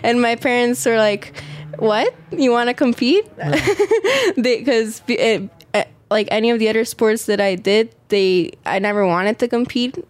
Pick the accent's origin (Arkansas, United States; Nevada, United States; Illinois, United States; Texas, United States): Nevada, United States; Las Vegas; I was born in Las Vegas. Uh, it's where I live right now.